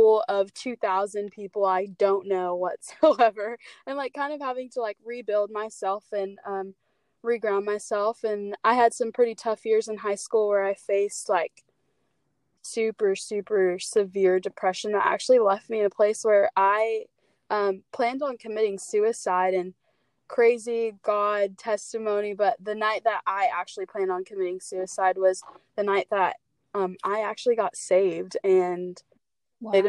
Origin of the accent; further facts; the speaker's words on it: San Diego, California, United States; I'm from San Diego, born and raised